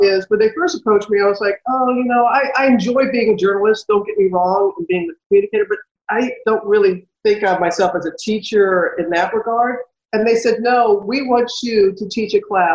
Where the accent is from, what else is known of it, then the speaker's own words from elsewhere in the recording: United States; moved away; when my hometown was destroyed by Hurricane Katrina